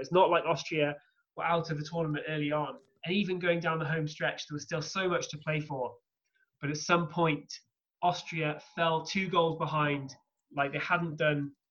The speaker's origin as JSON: {"language": "English", "region": "England", "country": "United Kingdom", "tie": "born or raised there", "said": "growing up in England"}